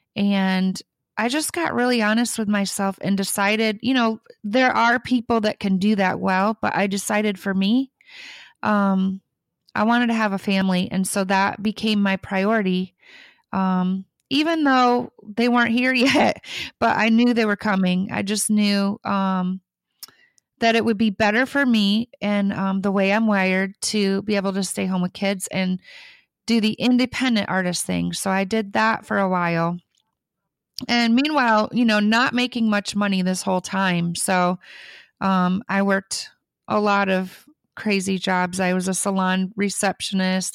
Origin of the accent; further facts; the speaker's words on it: Michigan, United States; now in Nashville, United States; I grew up in Michigan, on a farm out in the middle of nowhere